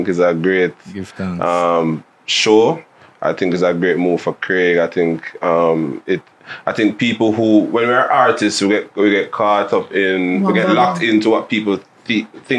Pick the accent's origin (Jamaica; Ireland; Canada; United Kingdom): Jamaica; we have as Jamaican artists and the hip hop space